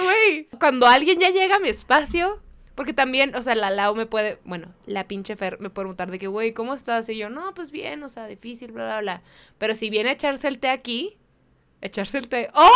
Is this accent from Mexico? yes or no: yes; Mexicali, Baja California, Mexico; yo soy de Mexicali